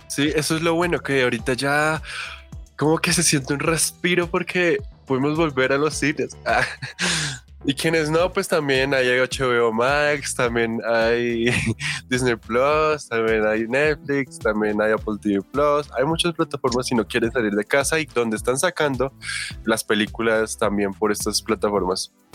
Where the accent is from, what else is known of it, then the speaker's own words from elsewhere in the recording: Colombia; nosotros somos de Colombia